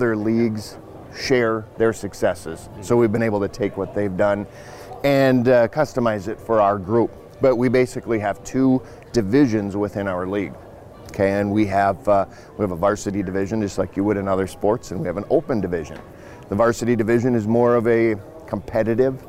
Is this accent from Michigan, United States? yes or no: no; Fargo, North Dakota, United States; my hometown in Fargo, in West Fargo